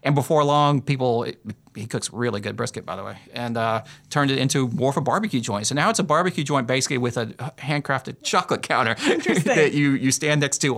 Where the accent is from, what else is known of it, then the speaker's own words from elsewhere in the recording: South Carolina, United States; I'm from South Carolina